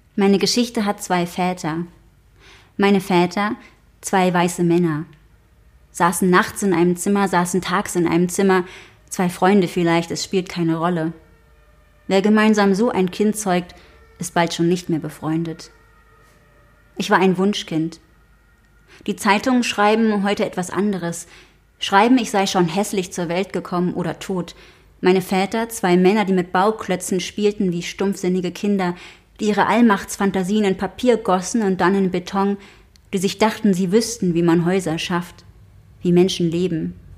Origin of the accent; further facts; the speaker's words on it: Berlin, Germany; ich bin in Kreuzberg aufgewachsen